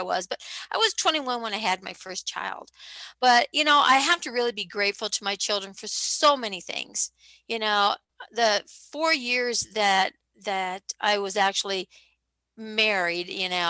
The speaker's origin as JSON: {"language": "English", "region": "Midwest", "country": "United States", "tie": "born or raised there", "said": "I grew up in the Midwest, second oldest of 11 kids"}